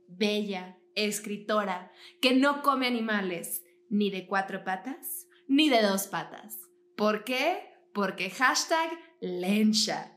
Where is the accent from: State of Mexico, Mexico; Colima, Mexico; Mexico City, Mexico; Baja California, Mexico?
Baja California, Mexico; Mexicali; yo soy de Mexicali, que literalmente es una ciudad fronteriza. O sea, yo crecí para mí era súper normal ver la, reja